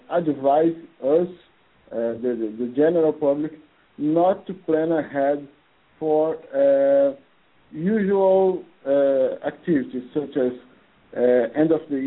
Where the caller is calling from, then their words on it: Brazil; from Brazil